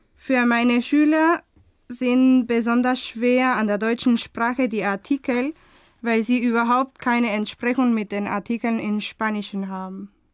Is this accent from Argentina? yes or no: yes; Buenos Aires, Argentina; German is a second language; ich komme aus Argentinien, Buenos Aires